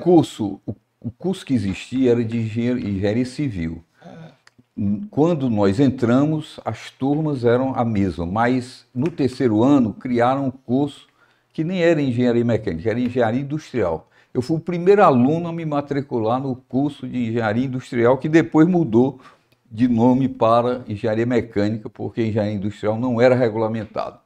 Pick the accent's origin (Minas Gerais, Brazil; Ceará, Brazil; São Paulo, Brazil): Ceará, Brazil; Fortaleza; eu sou de Fortaleza, de uma família muito estruturada